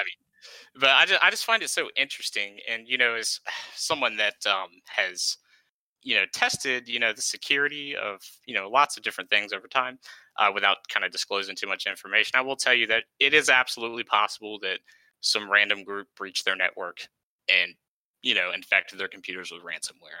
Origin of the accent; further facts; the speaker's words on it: East Coast, United States; moved away; I'm originally from the East Coast